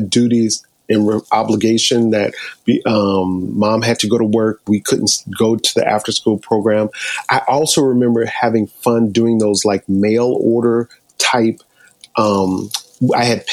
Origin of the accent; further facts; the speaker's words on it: New York, United States; I'm from New York.